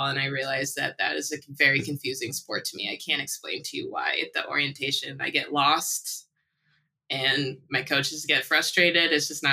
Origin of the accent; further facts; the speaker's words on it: Buffalo, New York, United States; also born or lived in Japan; now in Oakland, United States; I was born and raised in Buffalo, New York